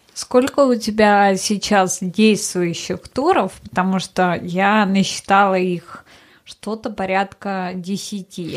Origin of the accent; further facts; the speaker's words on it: Russia; moved away; я из России